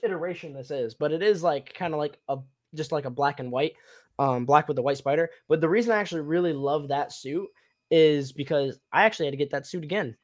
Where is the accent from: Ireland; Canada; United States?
United States; Tennessee; moved away; also born or lived in Michigan; I grew up in Tennessee and lived in Michigan for a little bit